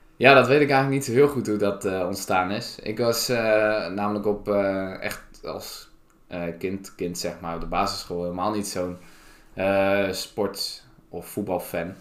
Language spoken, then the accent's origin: Dutch; Staphorst, Overijssel, Netherlands; moved away as an adult; now in Groningen, Netherlands; Ik kom uit uh, Staphorst